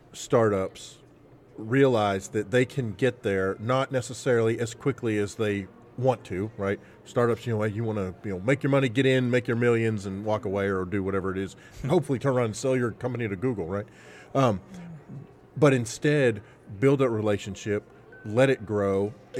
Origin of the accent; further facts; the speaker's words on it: Arkansas, United States; we're from Arkansas